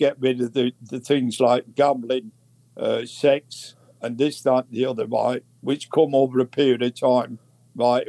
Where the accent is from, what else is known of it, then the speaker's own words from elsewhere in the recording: Manchester, North West England, United Kingdom; I come from Lancashire